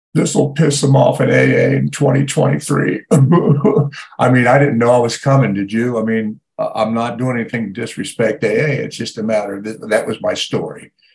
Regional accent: Ohio, United States; moved away; I grew up in Ohio

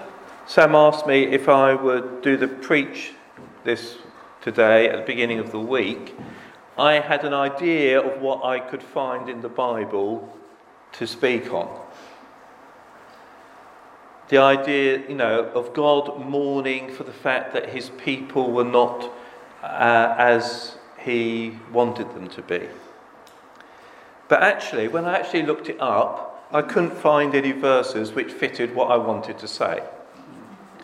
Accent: United Kingdom; us as British people

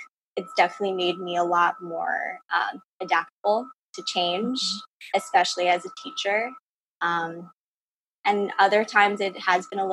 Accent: Ossining, New York, United States; I'm from Austining, New York, in Westchester County

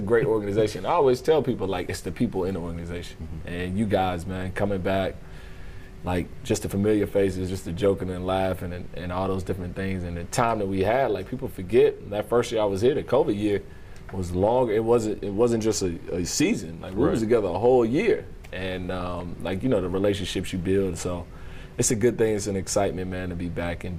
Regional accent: the South, United States; from the South, we're from the South

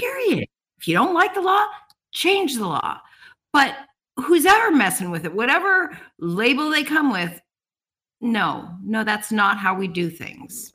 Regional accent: Colorado, United States; moved away as an adult; now in Homer, United States; I came from Colorado. I'm actually a Columbine graduate

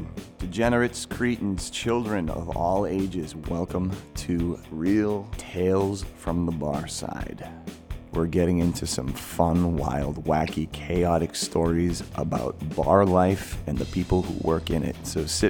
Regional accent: Marshfield, Massachusetts, United States; but you're a guy from Marshfield, man. We grew up in the same town.

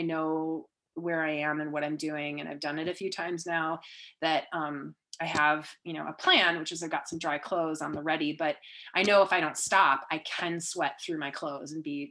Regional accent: Minnesota, United States; I'm from Minnesota.

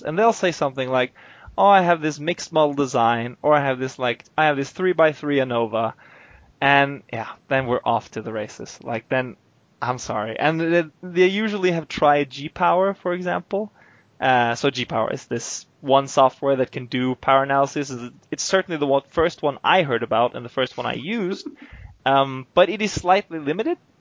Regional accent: Oslo, Norway; moved away as an adult; now in Eindhoven, Netherlands; I'm basically from Oslo.

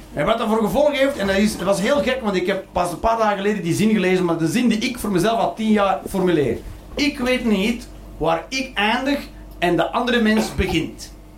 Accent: Belgium; ik ben Belg

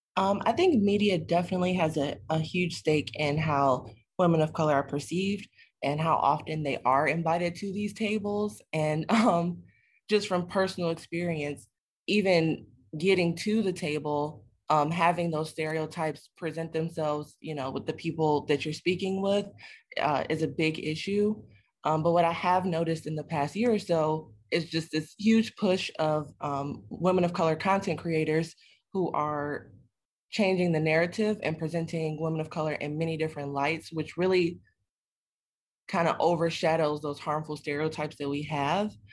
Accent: Detroit, Michigan, United States; a native Detroiter

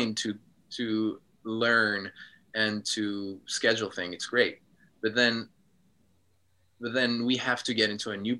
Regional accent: Switzerland; moved away as an adult; also born or lived in United States / New York / Los Angeles / Chicago; now in Japan; I grew up in Switzerland, but then I lived in America for the past 10 years, and now I'm living in Japan

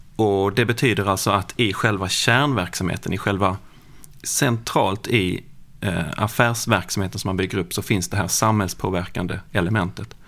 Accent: Lund, Skåne, Sweden; Jag kommer från Lund

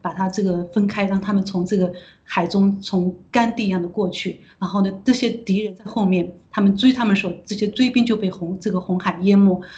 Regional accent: China; 我们中国人已过的几千年里面，我们从来都没有想过的事情，因为我们都是一直都是被这种皇权，然后被这种，呃，像现在共产党其实也是一样，都是被我们都被奴役的

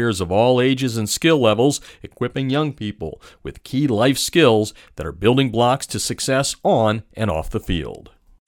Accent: Pennsylvania, United States; my home state of Pennsylvania

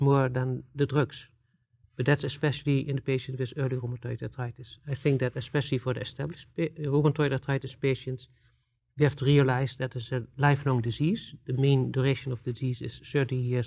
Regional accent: Netherlands; I'm coming from the Netherlands

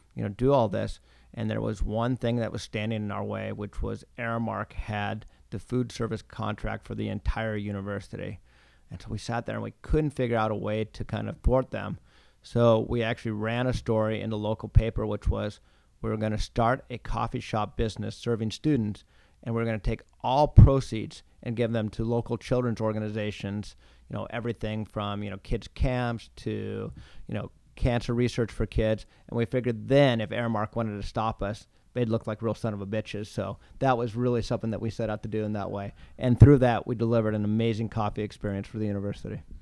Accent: Pacific Northwest, United States; moved away as an adult; also born or lived in Rochester; now in Boston, United States; I grew up in the Pacific Northwest

